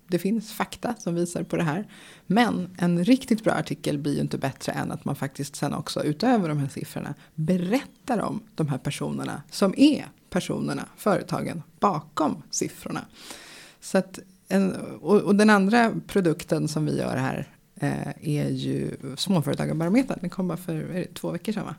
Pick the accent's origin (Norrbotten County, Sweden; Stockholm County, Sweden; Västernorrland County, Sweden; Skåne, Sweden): Stockholm County, Sweden; Stockholm; I Bromma där jag växte upp